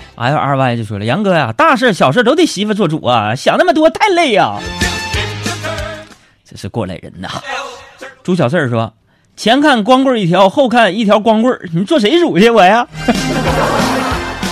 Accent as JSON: {"language": "Chinese", "region": "Northeast China", "country": "China", "said": "你别看我是个东北爷们儿"}